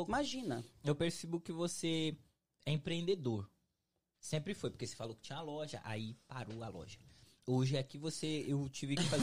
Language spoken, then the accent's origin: Portuguese; Juazeiro do Norte, Ceará, Brazil; moved away as an adult; also born or lived in Fortaleza; now in United States; Sou de Juazeiro do Norte, Ceará. ou terrinha